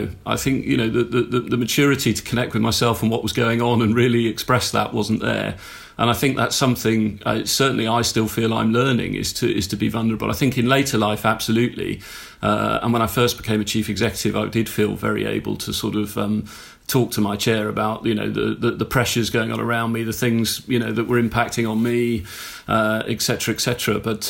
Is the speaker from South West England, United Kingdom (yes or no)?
no; South East England, United Kingdom; Mostly in Hampshire.